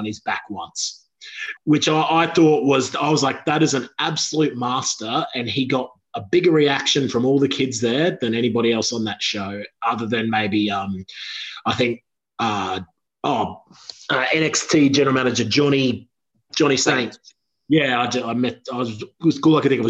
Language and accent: English; Australia; I'm from Australia.